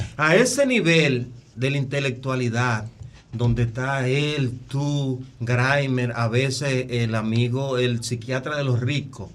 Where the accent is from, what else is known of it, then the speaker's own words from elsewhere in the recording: Azua, Dominican Republic; regreso de Asua anoche y te puedo decir que mi pueblo